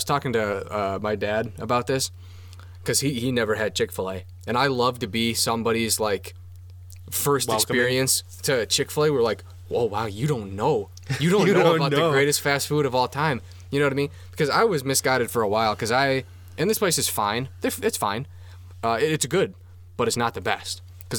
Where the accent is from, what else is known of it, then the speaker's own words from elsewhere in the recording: Cottage Grove, Minnesota, United States; you and me growing up in Cottage Grove?